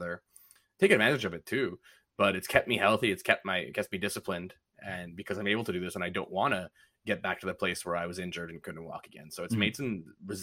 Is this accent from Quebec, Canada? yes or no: yes; Montreal, Quebec, Canada; I'm Canadian. I'm a little white dude from Montreal.